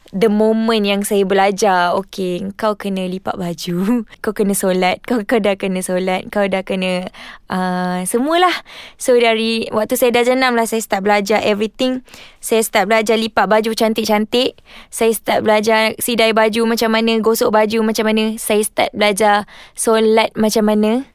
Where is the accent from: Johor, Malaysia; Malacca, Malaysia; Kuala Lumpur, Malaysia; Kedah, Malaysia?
Kuala Lumpur, Malaysia; saya dibesarkan di Kuala Lumpur Memang nak jadi KL Boring sangat cerita I KL I memang orang KL Duduk dekat Ceras